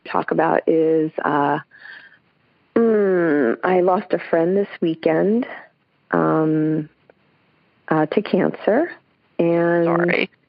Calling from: San Jose, California, United States; also born or lived in New York; I'm calling from San Jose

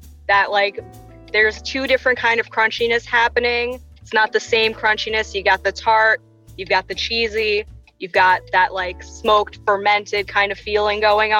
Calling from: New York City, New York, United States; I am calling from the wonderful New York City

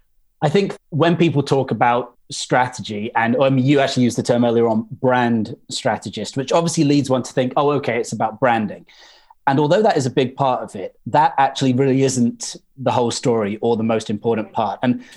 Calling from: Suffolk, East of England, United Kingdom; I'm calling in from Suffolk, although I was back in London last week

